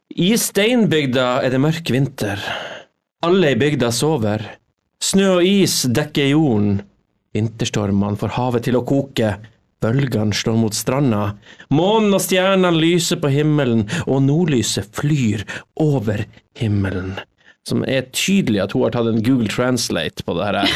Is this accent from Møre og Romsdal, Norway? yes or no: no; Agder, Norway; accent: Sørlandet dialect; Jeg prater litt sånn sørlandsdialektskvensk